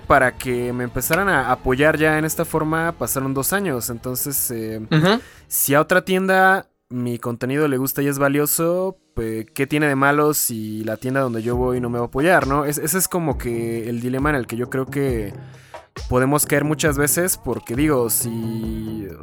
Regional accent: Toluca, State of Mexico, Mexico; soy de Toluca

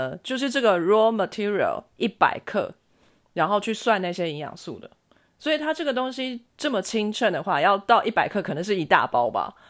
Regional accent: China; 我一直在想三文鱼，我是中国人，我老。

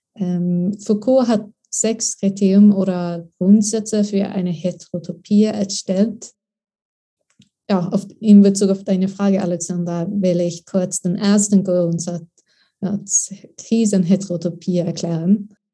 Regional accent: Sweden; German is a second language; moved away as an adult; also born or lived in Lund; now in Berlin, Germany; ich bin eine Austauschstudentin aus Schweden.

